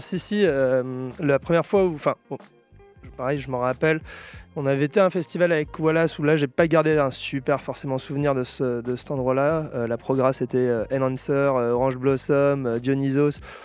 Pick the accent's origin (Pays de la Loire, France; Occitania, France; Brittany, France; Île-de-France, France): Pays de la Loire, France; La Roche-sur-Yon; now in Nantes, France; originaire de La Roche-sur-Yon en Vendée, 85